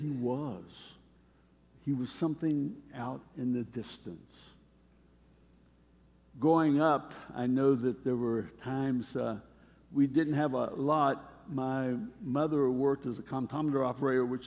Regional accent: Charleston, West Virginia, United States; I was born in Charleston, West Virginia.

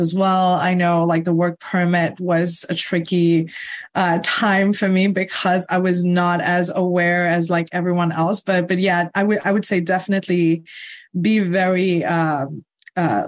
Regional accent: Mauritius; English is a second language; moved away as an adult; now in Canada; I'm from Mauritius. So my Mauritian experience was used for me to get a job here

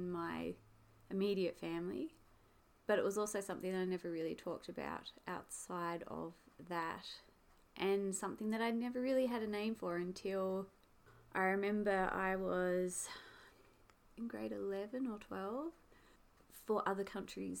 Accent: Hobart, Tasmania, Australia; I was from Tasmania or even Hobart

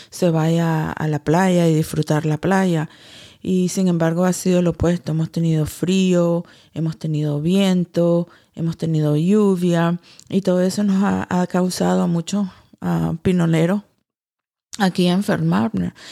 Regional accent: Nicaragua; Porque como todo nicaragüense tenemos que ser eh, fuertes y seguir trabajando

